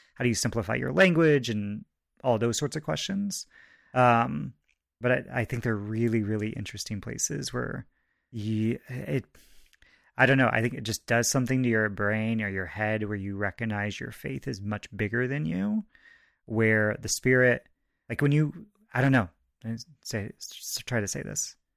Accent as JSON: {"language": "English", "town": "Goshen", "region": "Indiana", "country": "United States", "tie": "born or raised there", "said": "I grew up in Goshen, Indiana"}